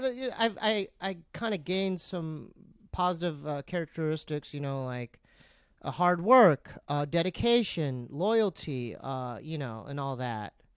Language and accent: English; San Diego, California, United States; I grew up in San Diego